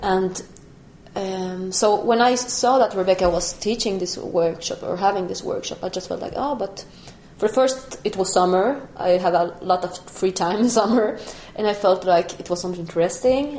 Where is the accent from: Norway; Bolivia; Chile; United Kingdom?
Bolivia; also born or lived in Germany; now in Stockholm, Sweden; I did not grow up here in Stockholm. I grew up in Bolivia